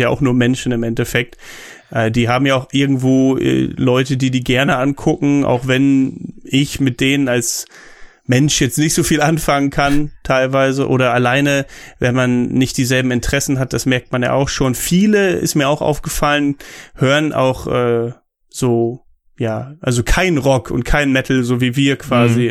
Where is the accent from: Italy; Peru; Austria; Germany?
Germany; als Deutscher